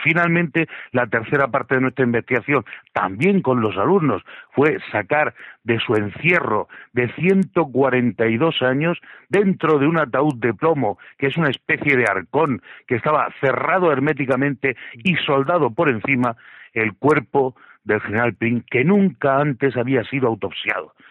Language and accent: Spanish; Region of Murcia, Spain; yo soy un murciano de dinamita